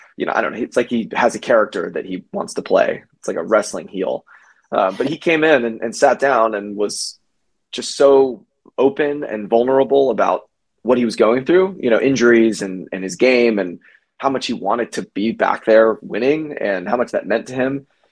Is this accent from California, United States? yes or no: no; Georgia, United States; also born or lived in New York; now in Los Angeles, United States; I'm from Georgia